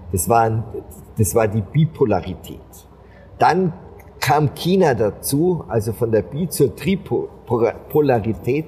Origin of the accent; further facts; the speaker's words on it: Germany; als Deutsche